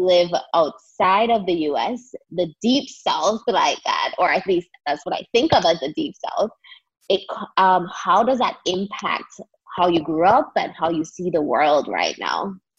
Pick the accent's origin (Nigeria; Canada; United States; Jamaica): Jamaica; Growing up in Jamaica myself, we were funneled into professional career paths